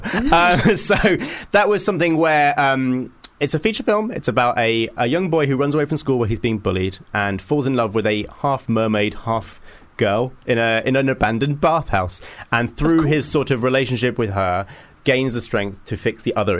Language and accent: English; Hitchin, East of England, United Kingdom; a fellow Hitchinite